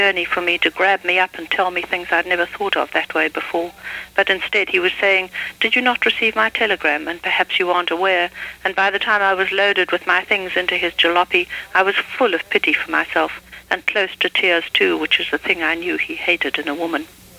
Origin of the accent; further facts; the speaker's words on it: South Africa; Well, I think any country that one grows up in, however strange and odd, which South Africa certainly was in many aspects, seems at the time to be normal to one